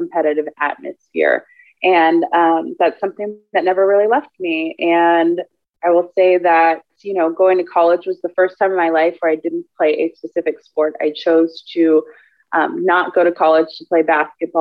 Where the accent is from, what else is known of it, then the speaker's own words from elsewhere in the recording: Houston, Texas, United States; also born or lived in Austin, Texas; I was born and raised in Houston, Texas. Been here my whole life